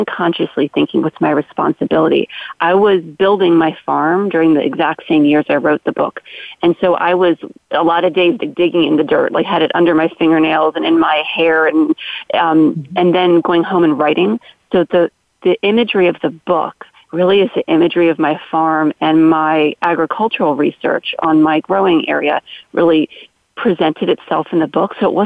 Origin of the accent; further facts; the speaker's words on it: Maryland, United States; my childhood growing up in Maryland